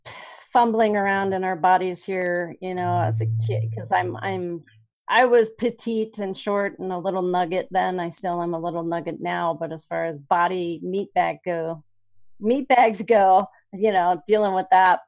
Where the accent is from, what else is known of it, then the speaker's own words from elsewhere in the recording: Los Alamos, New Mexico, United States; born there; So I was born in Los Alamos the year that that was disclosed prior to my, just prior to my birth. It was Secret City.